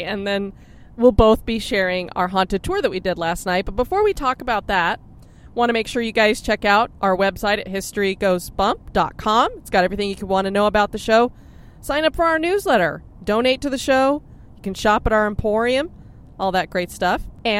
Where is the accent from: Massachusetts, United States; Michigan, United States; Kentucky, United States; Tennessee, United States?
Massachusetts, United States; Boston; accent: Boston; There's my Boston accent.